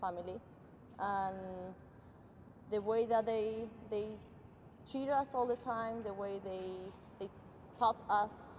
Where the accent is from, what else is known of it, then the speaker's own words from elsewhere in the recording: northern Argentina, Argentina; moved away as an adult; also born or lived in Kansas / West Florida; now in United States; I'm originally from Argentina. I grew up in a small city up north in Argentina